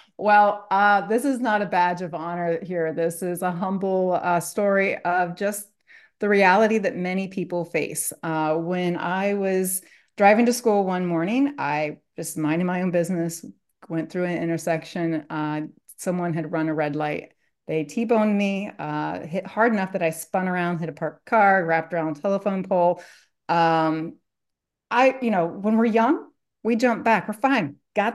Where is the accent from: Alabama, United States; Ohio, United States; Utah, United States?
Ohio, United States; Columbus; now in Dallas, United States; I grew up as the oldest of four children in the Midwest. I grew up in Columbus area, lived there up until 2013. I now live in Dallas.